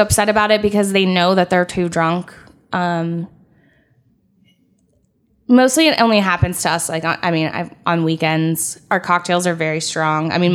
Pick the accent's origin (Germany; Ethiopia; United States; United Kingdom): United States; California; now in Ohio, United States; I was from California and moved here